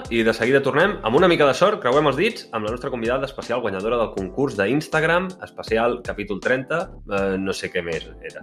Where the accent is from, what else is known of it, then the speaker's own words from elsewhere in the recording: Sant Jordi Desvalls, Catalonia, Spain; del meu poble Sant Jorge d'Esvals